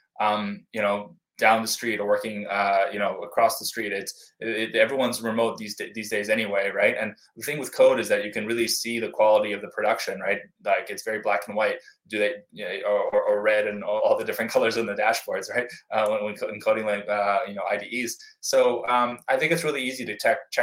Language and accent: English; United States; as an American